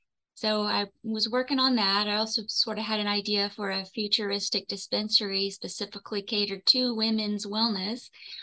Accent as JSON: {"language": "English", "town": "Houston", "region": "Texas", "country": "United States", "tie": "born or raised there", "lives_now": "Austin, United States", "said": "I grew up in Houston. And my first adult decision was to move to Austin."}